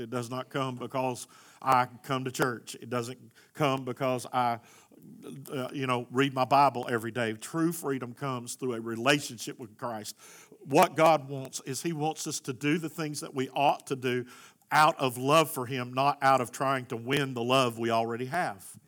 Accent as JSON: {"language": "English", "country": "United States"}